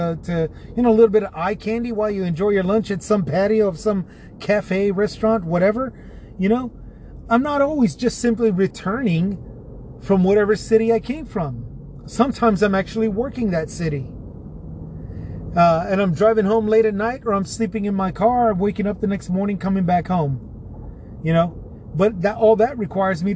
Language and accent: English; San Antonio, Texas, United States; San Antonio here in my hometown